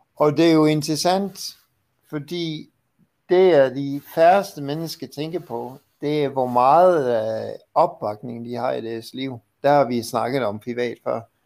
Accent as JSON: {"language": "Danish", "town": "Vancouver", "region": "British Columbia", "country": "Canada", "moved": "yes", "said": "i Vancouver, Canada, hvor jeg kommer fra"}